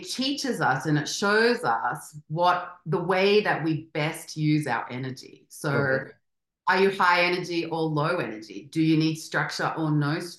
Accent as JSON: {"language": "English", "country": "Australia", "tie": "born or raised there", "also_born_or_lived": "Spain", "moved": "as an adult", "lives_now": "Mexico City, Mexico", "said": "I grew up in Australia and we're very strict"}